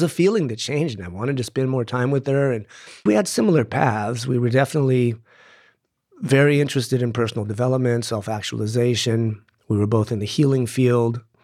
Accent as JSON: {"language": "English", "town": "Tucson", "region": "Arizona", "country": "United States", "tie": "born or raised there", "said": "I grew up here in Tucson"}